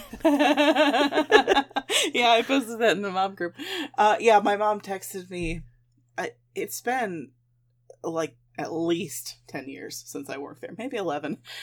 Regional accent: Midwest, United States; I'm a Midwesterner.

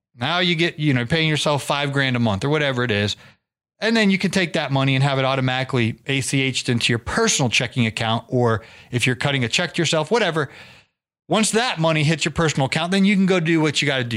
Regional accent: Canton, Ohio, United States; I was from Canton, Ohio, home of the Pro Football Hall of Fame

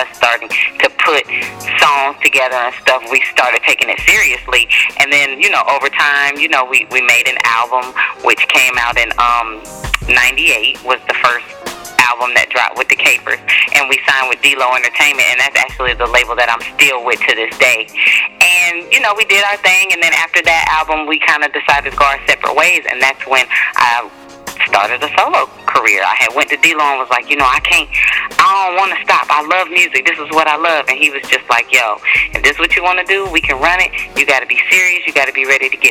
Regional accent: College Park, Georgia, United States; Southside College Park is where I grew up at and went to school

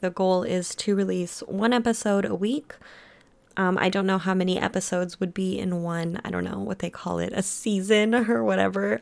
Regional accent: United States; also born or lived in Germany; I was born in Germany, and then I was brought to America when I was one.

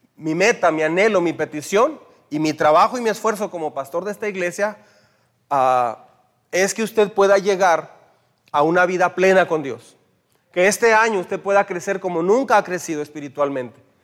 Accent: Mexico; como mexicanos

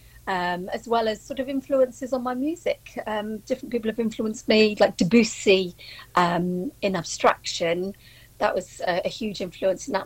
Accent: Wales, United Kingdom; I'm Welsh

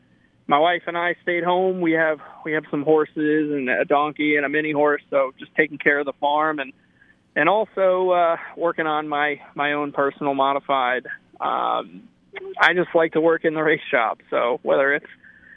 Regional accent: Connecticut, United States; I grew up in Connecticut

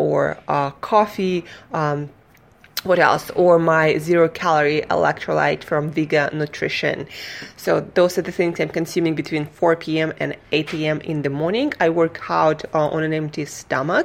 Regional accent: Russia; now in United States; I'm from Russia

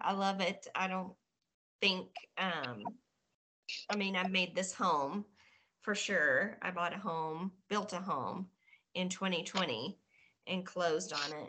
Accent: Batesville, Arkansas, United States; moved away; also born or lived in Cave City, Arkansas; Originally from Arkansas. A little super country, small backwoods town, Batesville, Arkansas. That was where I was born and raised.

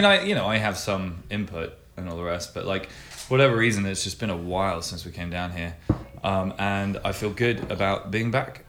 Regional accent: Winchester, South East England, United Kingdom; moved away as an adult; also born or lived in North London; now in London, United Kingdom; I'm originally from Winchester, which is a city in the south of England. But my dad's family are from North London and tribally so. We're from Arsenal, Highgate, Holloway kind of area.

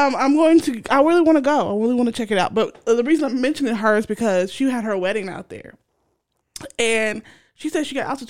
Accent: Kansas, United States; we're from Kansas. We flatlands.

